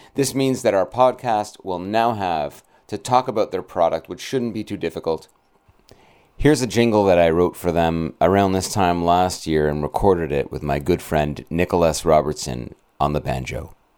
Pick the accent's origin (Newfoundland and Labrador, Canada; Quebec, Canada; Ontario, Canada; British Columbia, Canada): Ontario, Canada; Brampton; my hometown of Brampton, Ontario